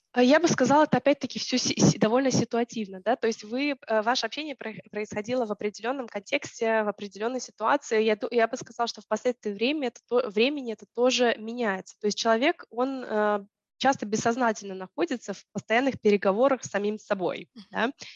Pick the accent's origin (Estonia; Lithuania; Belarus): Estonia; Tallinn, Harju County; я ходила в школу, в русскоязычную школу в Таллине